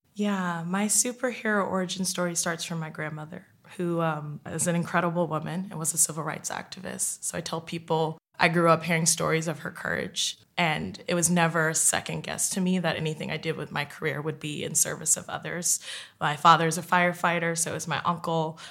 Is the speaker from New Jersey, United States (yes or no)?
yes; West Orange, New Jersey, United States; now in New York City, United States; I'm originally from West Orange, New Jersey. I currently live in New York City